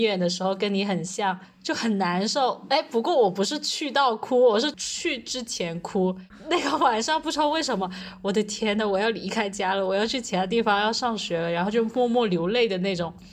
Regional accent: Foshan, Guangdong, China; moved away as an adult; also born or lived in Chaozhou / Tibet; 我是广东人，我家是佛山的，但是我去了潮州念书

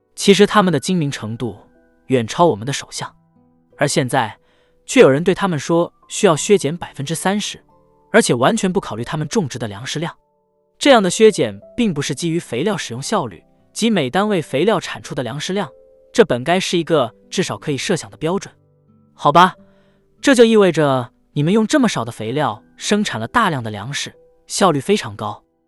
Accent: Canada; 我们加拿大人

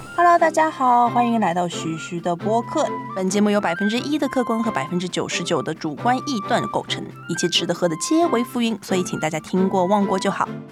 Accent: Shanghai, China; moved away as an adult; also born or lived in Guangzhou; now in Japan; 我是上海人

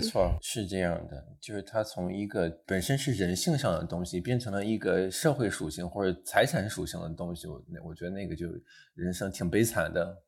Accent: northern China, China; moved away as an adult; 因为我家是在北方的一个小镇上，冬天非常冷

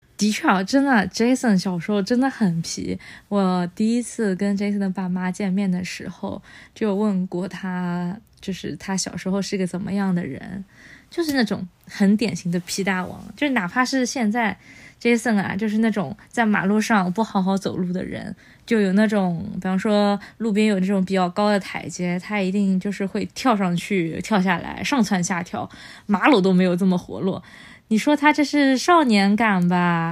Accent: Yangpu, Shanghai, China; 我是从小在上海杨浦 长大的

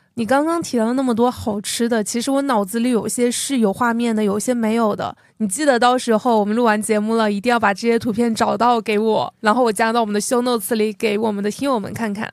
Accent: Jiangxi, China; 作为一个江西人

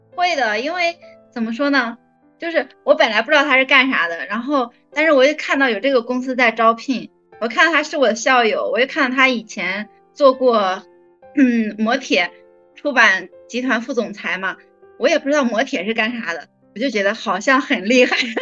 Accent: Henan, China; now in Beijing, China; 因为我是河南人

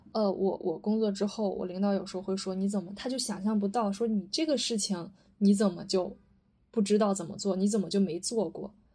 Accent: Shandong, China; moved away as an adult; now in Shanghai, China; 我是山东人

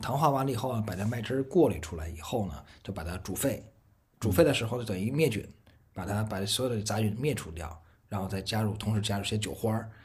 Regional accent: Beijing, China; moved away as an adult; also born or lived in Dali; now in Tonglu, China; 毕竟是从小在北京长大的嘛

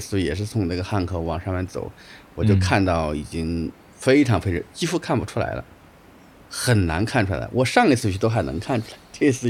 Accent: China; 这个我们中国人想出来这种办法

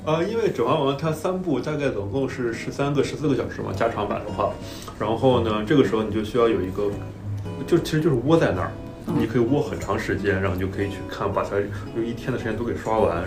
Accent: Qingdao, Shandong, China; moved away as an adult; also born or lived in Xiamen; now in Shanghai, China; 我刚去厦门读书的时候，我是一个山东人，呃，严格来说我是青岛人

